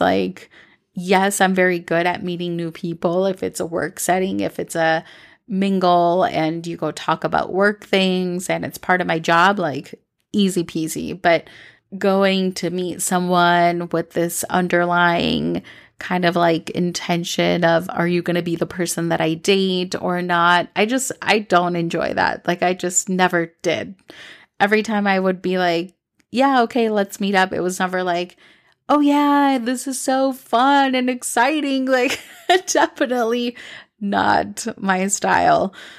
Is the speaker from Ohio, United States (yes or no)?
no; Minnesota, United States; also born or lived in New York City / Los Angeles; now in Medellín, Colombia; when I moved to Minnesota from May to June when I was younger, when I was seven, I have always wanted to come back and live here